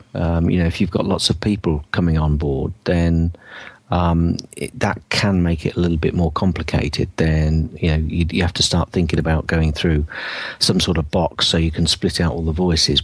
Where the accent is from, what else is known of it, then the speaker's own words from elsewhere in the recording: Northampton, East Midlands, United Kingdom; Northampton, my hometown